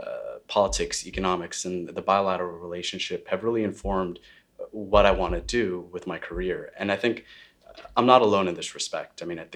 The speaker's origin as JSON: {"language": "English", "country": "United States", "tie": "born there", "said": "I'm an Indonesian citizen, but I was born here in the United States when my father was serving at the Indonesian mission to the UN."}